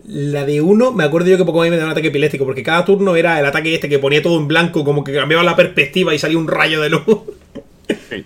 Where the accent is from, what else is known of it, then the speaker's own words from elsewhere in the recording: El Ejido, Andalusia, Spain; de aquí de mi tierra